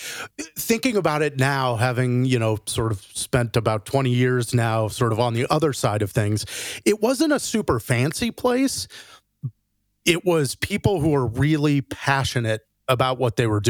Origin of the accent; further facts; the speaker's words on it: Phoenix, Arizona, United States; I grew up in Phoenix, Arizona